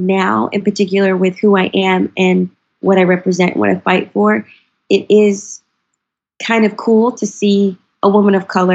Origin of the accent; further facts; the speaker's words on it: North Carolina, United States; moved away; I'm from North Carolina